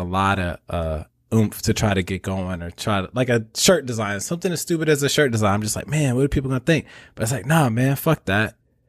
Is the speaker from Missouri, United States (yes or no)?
yes; St. Louis, Missouri, United States; moved away as an adult; I left home at 18. I'm 31 now, but I left home at 18, like right out the door. I'm from St. Louis